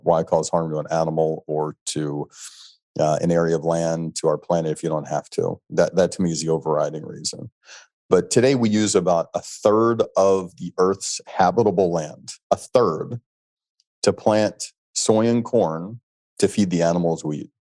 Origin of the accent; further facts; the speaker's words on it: Alabama, United States; moved away; growing up in Alabama